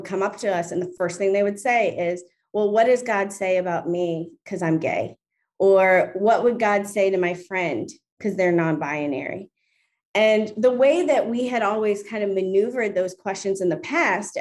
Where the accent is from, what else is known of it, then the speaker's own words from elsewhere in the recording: Baltimore, Maryland, United States; now in New York City, United States; I grew up in Baltimore, and that's where my family has been for over 30 years now